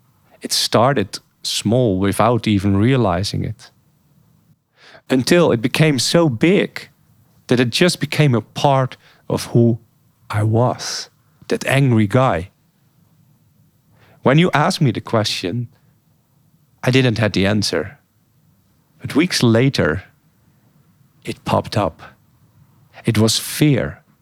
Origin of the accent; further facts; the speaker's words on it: Bosnia & Herzegovina; English is a second language; I've restarted rebuilding my old house where I grew up in Bosnia.